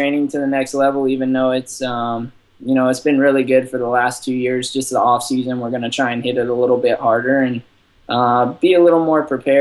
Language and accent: English; Texas, United States; moved away; I want to buy a house in Texas so that, I can move back to my hometown eventually